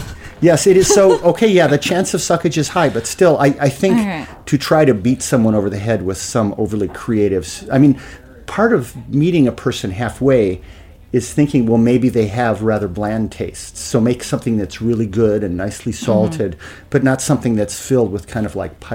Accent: Midwest, United States; moved away as an adult; also born or lived in Madison; now in New York, United States; As a Midwesterner

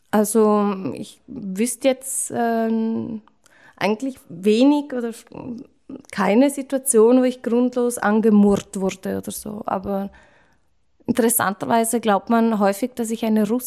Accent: Liechtenstein; now in Vienna, Austria; es gibt durchaus einige Liechtensteiner. Ich habe äh, selber aber nicht so viel Kontakt mit anderen Liechtensteinern weil ich es schöner fand, ähm, Wien und echte Wiener sozusagen kennenzulernen.

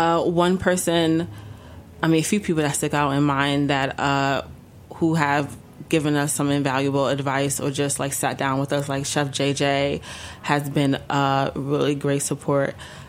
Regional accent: Ghana; as a West African, as a Ghanaian.

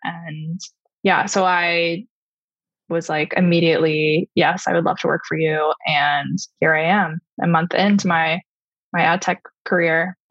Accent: Long Island, New York, United States; I grew up on Long Island.

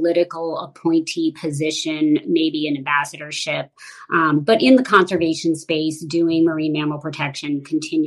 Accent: Washington, District of Columbia, United States; I grew up primarily in the Washington, D.C. area

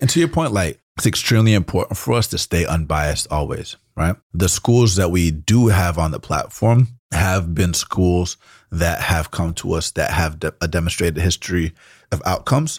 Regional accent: Atlanta, Georgia, United States; first language Spanish; English is a second language; moved away as an adult; now in San Francisco, United States; I grew up in Atlanta, which is a big music city

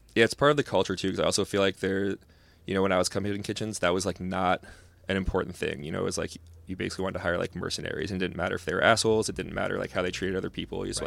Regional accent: California, United States; now in Portland, United States; growing up in California

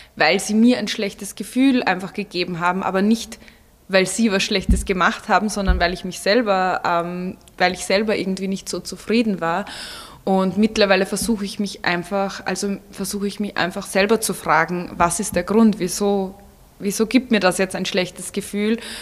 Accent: Vienna, Austria; moved away as an adult; now in Salzburg, Austria; ich bin in Wien aufgewachsen und geboren

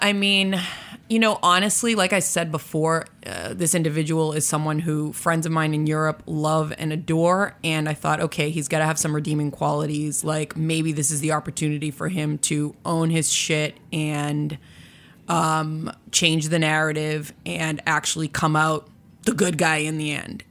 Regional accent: Boston, Massachusetts, United States; I was born and raised in Boston.

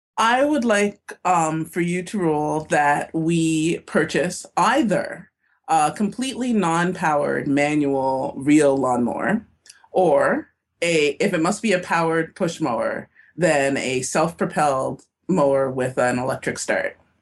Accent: Toronto, Ontario, Canada; now in Minnesota, United States; I am from Toronto

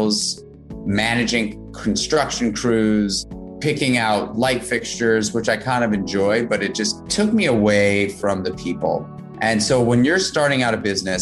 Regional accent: New York City, New York, United States; I grew up in New York City as a kid

